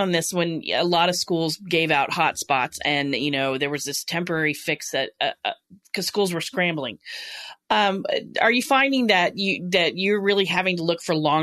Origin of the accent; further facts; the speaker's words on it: San Antonio, Texas, United States; I grew up in San Antonio, and it's a very high Latino population